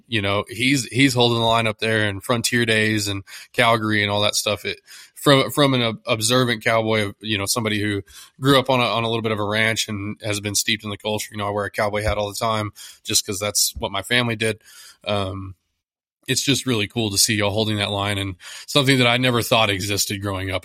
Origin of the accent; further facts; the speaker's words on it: Texas, United States; I'm from Texas